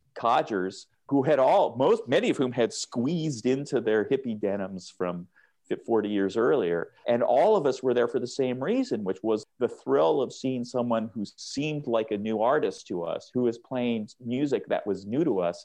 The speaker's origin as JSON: {"language": "English", "town": "Seattle", "region": "Washington", "country": "United States", "tie": "born or raised there", "said": "when I grew up in Seattle and in the University District on University Avenue and right around there, which runs just like a block off of the west side of campus"}